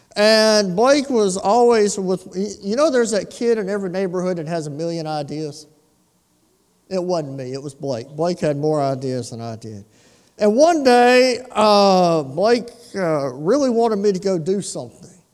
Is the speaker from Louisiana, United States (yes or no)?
yes; Lake Charles, Louisiana, United States; When I was a boy, growing up in South Lake Charles